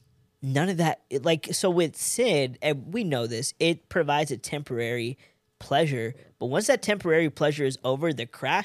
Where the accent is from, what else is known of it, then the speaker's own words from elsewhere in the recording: India; now in Los Angeles, United States; Okay, so I'm Indian, right?